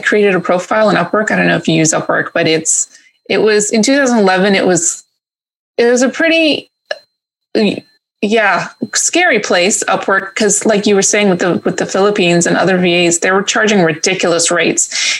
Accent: Greece; moved away as an adult; also born or lived in New York; now in England; So my family's actually from Greece. So I was born in New York and I left when I was 11 and we moved to Greece. And I spent high school there.

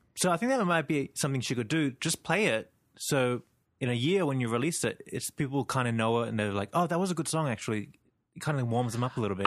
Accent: Sydney, New South Wales, Australia; I'm from Sydney, Australia

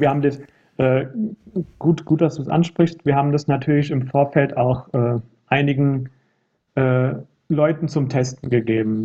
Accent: near Frankfurt, Hesse, Germany; ich komme ja selbst hier aus der Nähe von Frankfurt

